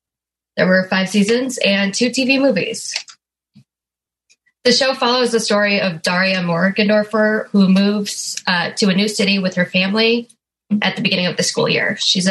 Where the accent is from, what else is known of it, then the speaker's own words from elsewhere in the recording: Vancouver, British Columbia, Canada; now in Toronto, Canada; I guess I live in Toronto, but I'm from Vancouver.